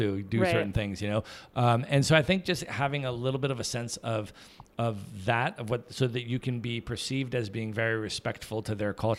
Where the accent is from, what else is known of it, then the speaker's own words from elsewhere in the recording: United States; I'm an American